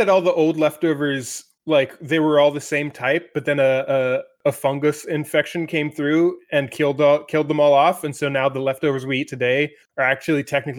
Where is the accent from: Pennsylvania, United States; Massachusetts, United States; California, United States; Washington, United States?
Pennsylvania, United States; Like I when I was growing up in Pennsylvania, we'd see blue jays around